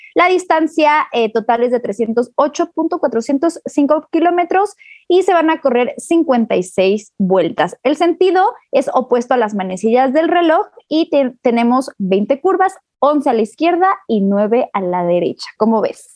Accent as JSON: {"language": "Spanish", "country": "Mexico", "said": "yo como mexicana me siento"}